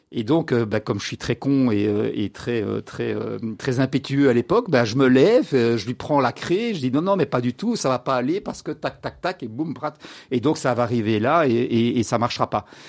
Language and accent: French; Brussels, Brussels-Capital Region, Belgium; je grandis à Bruxelles